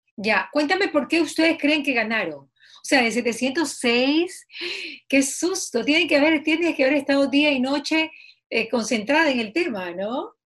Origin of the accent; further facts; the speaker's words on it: Bahía de Caráquez, Manabí, Ecuador; yo soy de Bahía y el agua potable siempre ha sido una debilidad en Bahía